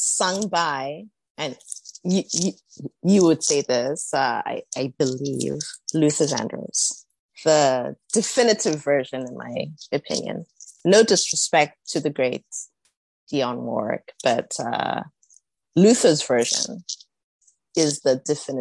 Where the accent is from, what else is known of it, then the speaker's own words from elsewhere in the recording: South Africa; moved away as an adult; also born or lived in Zimbabwe / Philadelphia, United States; I'm from South Africa